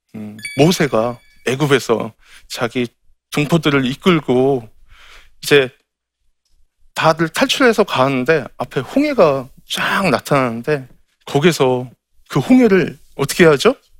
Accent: Incheon, South Korea; 제 고향이 인천의 소래 포구예요

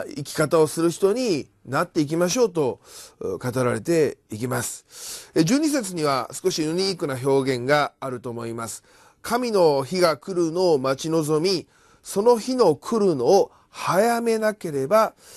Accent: Kyoto, Japan; now in Tokyo, Japan; 私たちはもともとえー、京都出身であり

